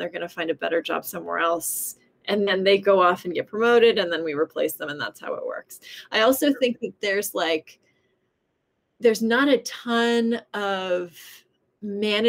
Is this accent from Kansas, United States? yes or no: no; Southern California, United States; I grew up in Southern California